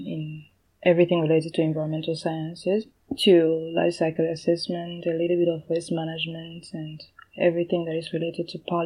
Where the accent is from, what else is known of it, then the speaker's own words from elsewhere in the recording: Kinshasa, DR Congo; moved away as an adult; also born or lived in Lubumbashi, Democratic Republic of Congo; now in Japan; I'm from the Democratic Republic of Congo. I was born there in the city of Lubumbashi. Then I moved to Kinshasa when I was about 5 years old. Mm. I spent pretty much my life there, where I did my high school